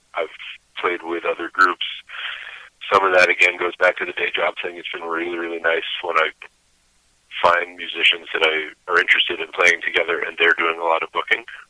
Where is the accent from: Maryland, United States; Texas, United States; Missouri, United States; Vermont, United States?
Vermont, United States; Bristol; Bristol specifically is where I was born and, and grew up